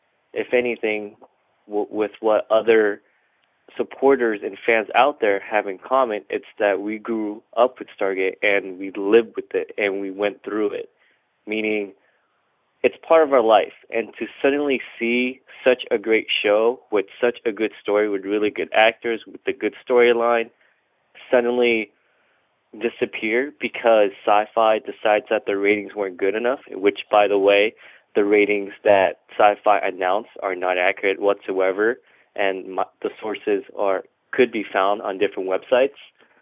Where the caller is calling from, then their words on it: Northridge, California, United States; I'm calling from Northridge, California.